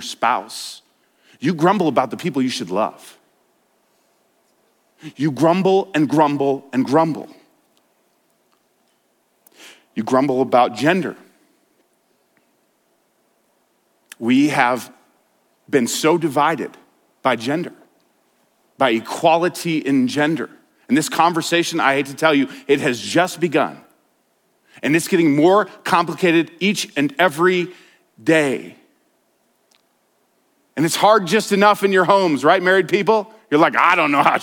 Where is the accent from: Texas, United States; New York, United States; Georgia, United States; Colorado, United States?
Colorado, United States; Denver; I grew up in Denver. Grew up a city boy